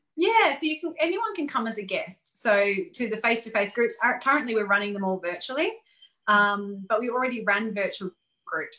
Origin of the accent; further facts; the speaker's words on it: Gold Coast, Queensland, Australia; moved away; my hometown